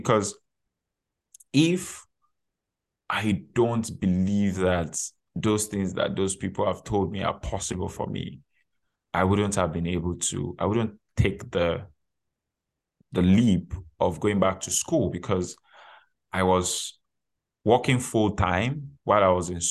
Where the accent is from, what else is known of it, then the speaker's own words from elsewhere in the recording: Nigeria; moved away as an adult; now in Canada; I already had my undergraduate degree from my home country, Nigeria, before relocating to Canada.